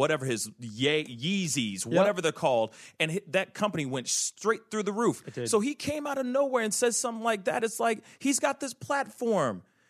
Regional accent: Haiti; I'm from Haiti

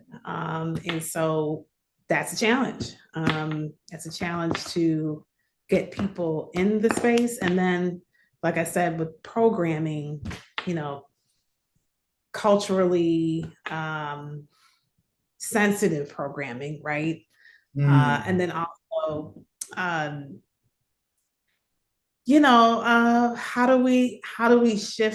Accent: Chicago, Illinois, United States; also born or lived in West Pullman, Chicago / Woodlawn, Chicago / Austin, Chicago / Garfield Park, Chicago; I did not grow up on the West Side. I grew up in Lakeview. And so coming from a different community and coming from living in the city my whole life

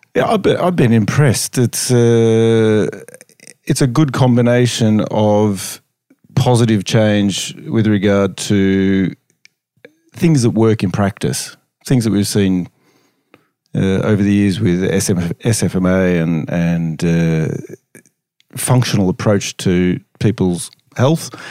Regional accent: Melbourne, Victoria, Australia; moved away as an adult; now in Norway; as you hear from the accent, I'm from Australia, Melbourne, Australia, very clearly from the accent.

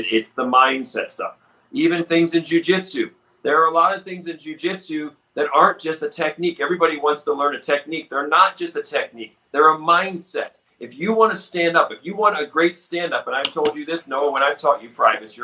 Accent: Baltimore, Maryland, United States; I grew up in Baltimore

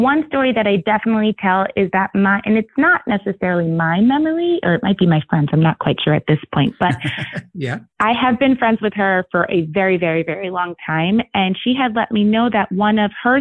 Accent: New York, United States; I'm from New York

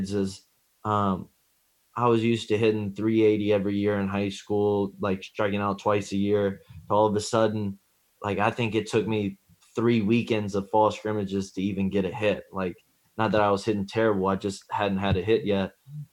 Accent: Oxford, Mississippi, United States; growing up in Oxford, a college town

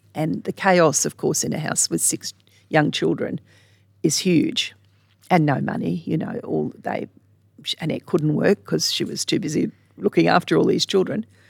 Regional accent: Sydney, New South Wales, Australia; now in Charters Towers, Australia; I grew up in Sydney

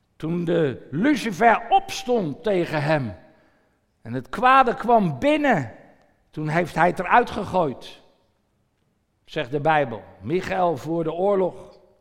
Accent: Netherlands; Ik verlaat mijn gebied Nederland en ik zit in een ander land.

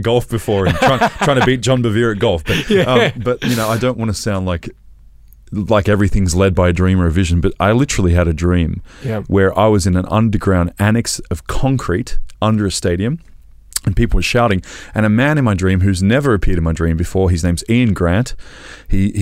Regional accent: Australia; I'm an Australian

